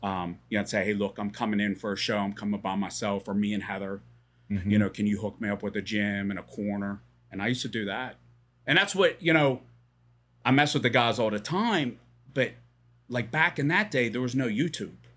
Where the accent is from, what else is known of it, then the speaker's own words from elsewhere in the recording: Pittsburgh, Pennsylvania, United States; moved away as an adult; now in Bedford, United States; So I grew up in Pittsburgh.